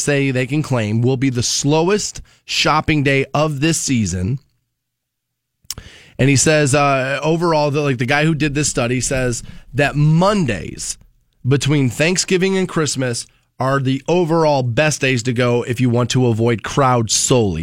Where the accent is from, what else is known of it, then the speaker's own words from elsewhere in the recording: Ohio, United States; also born or lived in Las Vegas, Nevada; I am from Ohio